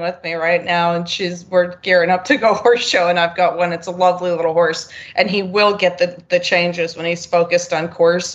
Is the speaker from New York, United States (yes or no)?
yes; New York, United States; now in Wellington, United States; I'm from New York originally